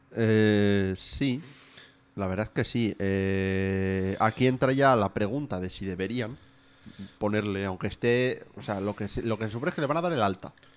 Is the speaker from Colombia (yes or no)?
no; Asturias, Spain; born or raised there; moved away